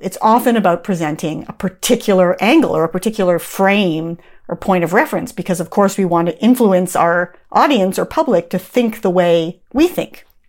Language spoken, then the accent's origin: English; Canada; moved away; I'm from Canada originally